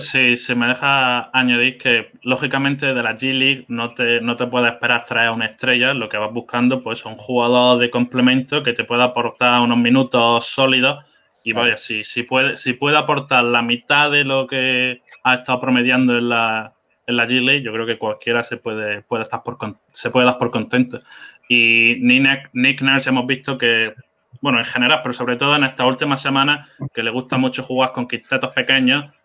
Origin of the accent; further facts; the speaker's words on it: Spain; also born or lived in south of England; now in England; yo no soy inglés, soy de España, pero que estoy aquí viviendo y trabajando.